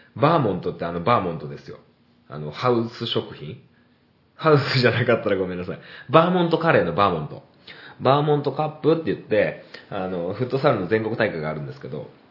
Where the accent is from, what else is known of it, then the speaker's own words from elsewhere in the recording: Niigata, Japan; 新潟県で生まれて、新潟県で育って